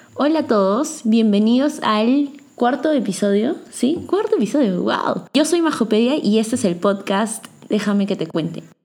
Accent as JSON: {"language": "Spanish", "country": "Peru", "said": "yo soy peruana"}